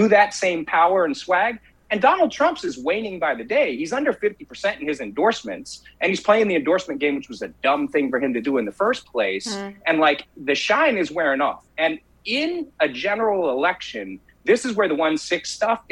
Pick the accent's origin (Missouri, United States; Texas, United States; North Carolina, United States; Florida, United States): Florida, United States; I'm from Florida. I do a ton of work in Florida.